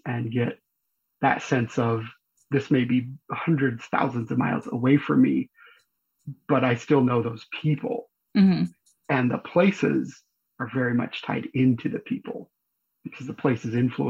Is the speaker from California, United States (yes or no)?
no; Payson, Utah, United States; also born or lived in Cache Valley, Utah; even though I didn't grow up in Salt Lake, I grew up in Payson and a little bit up in Cache Valley.